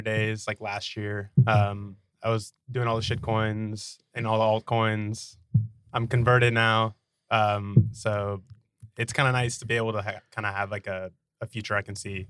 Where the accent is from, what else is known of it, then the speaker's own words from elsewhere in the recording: Dallas, Texas, United States; also born or lived in Nashville; I grew up in Dallas